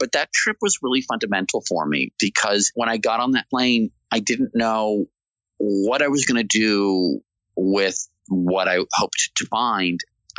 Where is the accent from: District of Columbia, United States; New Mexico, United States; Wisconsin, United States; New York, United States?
District of Columbia, United States; Washington; I grew up in Washington, D.C., going to Mount Vernon, driving down into Virginia to Monticello.